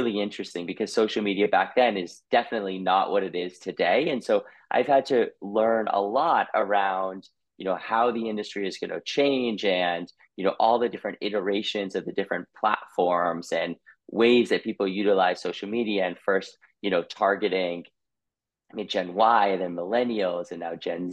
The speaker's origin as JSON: {"language": "English", "town": "Boston", "region": "Massachusetts", "country": "United States", "tie": "born or raised there", "also_born_or_lived": "Colorado", "moved": "as an adult", "said": "I was born in Boston, Massachusetts"}